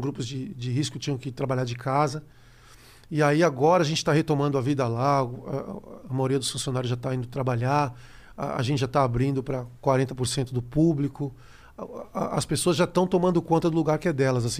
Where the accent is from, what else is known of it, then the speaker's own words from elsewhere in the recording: Brazil; eu sou brasileiro